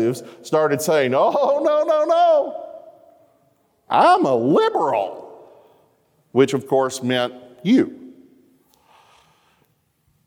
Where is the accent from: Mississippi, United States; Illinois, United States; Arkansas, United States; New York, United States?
Arkansas, United States; I'm from Arkansas